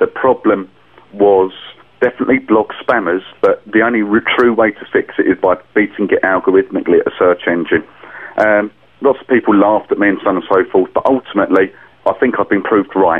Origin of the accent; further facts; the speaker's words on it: England, United Kingdom; as an English guy